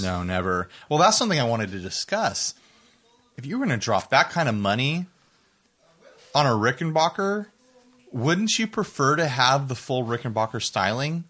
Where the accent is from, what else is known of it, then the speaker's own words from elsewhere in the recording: United States; I'm an American